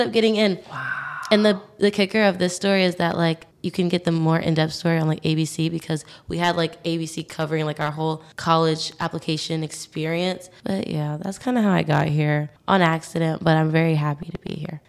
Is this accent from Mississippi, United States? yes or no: no; New York City, New York, United States; moved away as an adult; now in Syracuse, United States; So I'm from New York City. I'm from Staten Island.